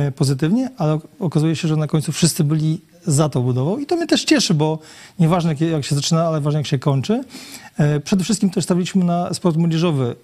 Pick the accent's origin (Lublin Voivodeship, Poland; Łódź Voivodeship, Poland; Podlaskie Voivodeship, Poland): Lublin Voivodeship, Poland; Lubartów; Ja wychowałem się w Lubartowie od urodzenia na ulicy Hutniczej